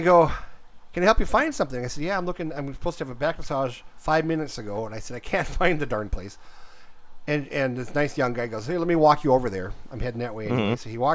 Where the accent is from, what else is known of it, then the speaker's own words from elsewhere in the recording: Minnesota, United States; I'm from Minnesota